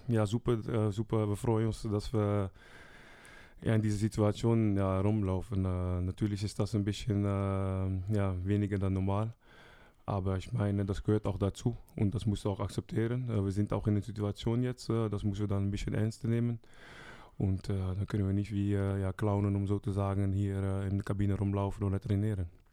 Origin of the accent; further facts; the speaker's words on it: Rotterdam, South Holland, Netherlands; German is a second language; moved away as an adult; also born or lived in Brest, France; now in Germany; zwei Stunden von meiner Heimat, Rotterdam